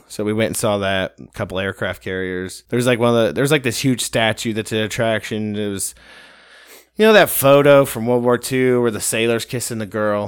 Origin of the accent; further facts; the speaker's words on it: Ohio, United States; I'm from Ohio